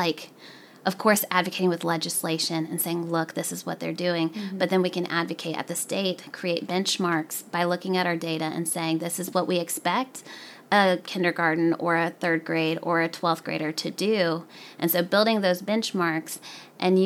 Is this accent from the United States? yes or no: yes; the South, United States; as an Arab American, I grew up in the South.